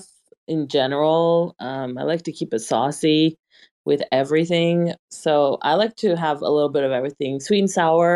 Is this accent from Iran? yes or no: yes; Iran; English is a second language; moved away; I'm originally from Iran